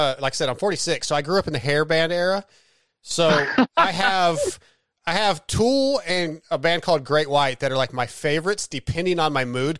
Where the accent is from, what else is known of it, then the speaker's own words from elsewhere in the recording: California, United States; now in Texas, United States; I'm in Texas, dude, but I'm from Southern California originally.